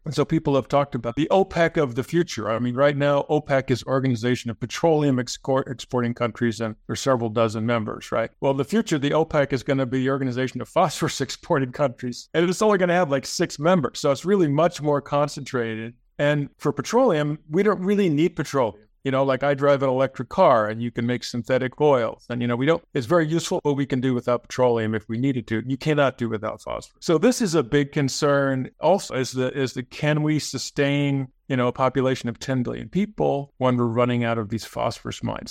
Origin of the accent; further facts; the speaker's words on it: United States; I'm an American